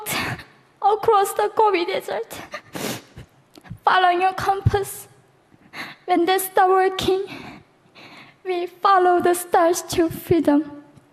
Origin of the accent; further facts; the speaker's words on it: North Korea; moved away; When I was growing up in North Korea